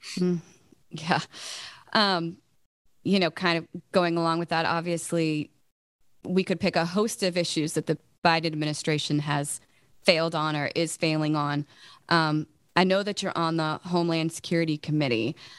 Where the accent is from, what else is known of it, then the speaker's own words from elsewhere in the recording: Virginia, United States; I live in Virginia, I'm from Virginia